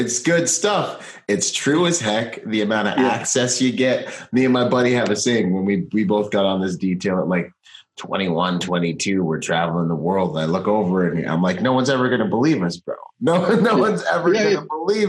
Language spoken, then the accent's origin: English; Gig Harbor, Washington, United States; I grew up in Washington in Gig Harbor